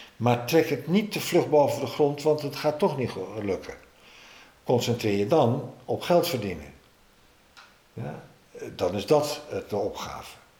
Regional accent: Amsterdam, North Holland, Netherlands; als Amsterdammer

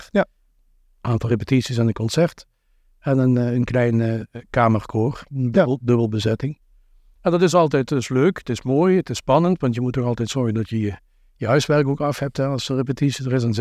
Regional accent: Beek, Limburg, Netherlands; Ik kom zelf uit Beek

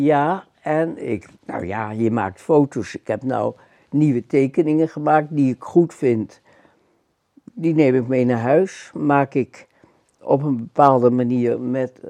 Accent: Amsterdam, North Holland, Netherlands; also born or lived in Schagen; Een Amsterdams hongerleiertje.

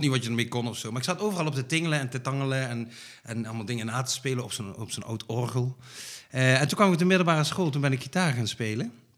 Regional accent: Limburg, Netherlands; moved away as an adult; now in North Brabant, Netherlands; Van Limburg, Ja, echt een Limburger. Ik woon al, eh, hoe lang? 16 jaar in Brabant, maar ik blijf Limburger

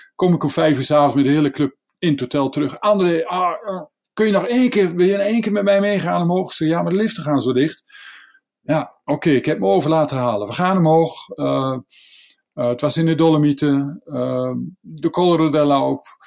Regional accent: Netherlands; Wij Nederlanders

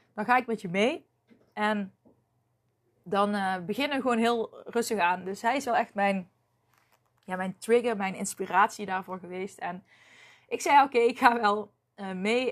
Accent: North Brabant, Netherlands; accent: Brabants; ik heb me nooit geschaamd voor mijn Brabants accent

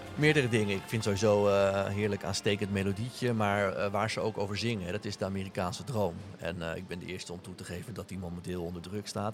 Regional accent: Netherlands; also born or lived in Charlottesville, Virginia; ik kom uit Nederland

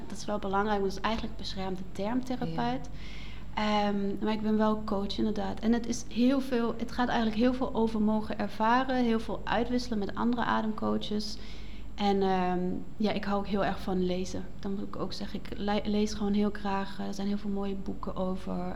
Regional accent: Black Forest, Baden-Württemberg, Germany; accent: German; Dutch is a second language; moved away as an adult; also born or lived in Netherlands; now in Nijmegen, Netherlands; Ik kom uit een mooie zwarte woud in het zuiden van Duitsland. Mhm. Ik ben opgegroeid op een boerderij en ehm, sinds, oeh, even rekenen, acht jaar leef ik in Nederland

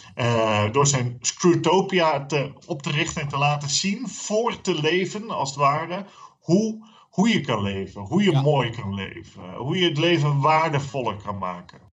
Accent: Friesland, Netherlands; now in Zeeland, Netherlands; als Fries

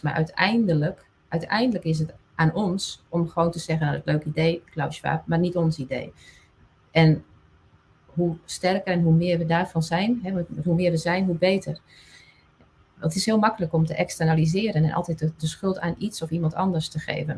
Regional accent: Friesland, Netherlands; first language West Frisian; Dutch is a second language; Fries is mijn moedertaal.

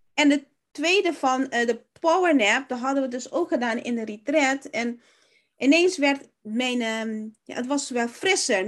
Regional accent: Curaçao; now in Netherlands; ik kom oorspronkelijk uit Curaçao

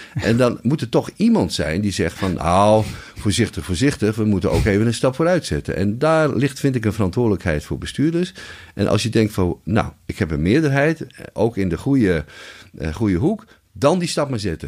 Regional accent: Friesland, Netherlands; als Fries

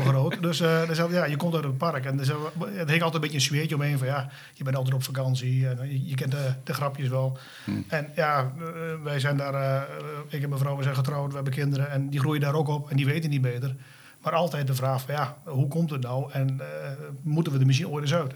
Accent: Frederiksoord, Drenthe, Netherlands; also born or lived in Wapse; zelf kom ik oorspronkelijk uit Frederikshoorn

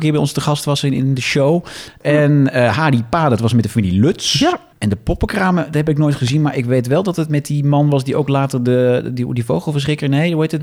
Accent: Netherlands; wij komen uit die, uit grensstreek

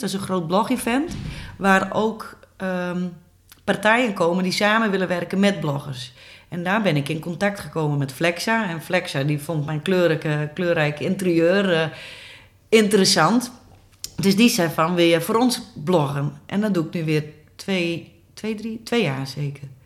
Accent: Goutum, near Sneek, Friesland, Netherlands; now in IJlst, Netherlands; ik ben geboren en getogen in Gouten, een dorpje vlakbij Sneek

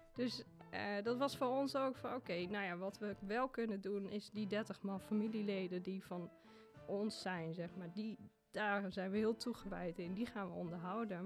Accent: Achterhoek, Gelderland, Netherlands; accent: Achterhoeks; moved away as an adult; also born or lived in Zwolle / Ethiopia; Ik kom uit de Achterhoek. En eh, dat accent, dat heb ik natuurlijk nog steeds en daar ben ik ook heel trots op

